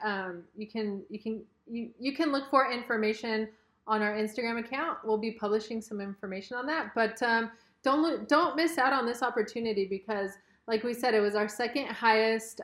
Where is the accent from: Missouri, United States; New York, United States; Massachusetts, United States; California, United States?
California, United States; Los Angeles; we're from Southern California, Los Angeles area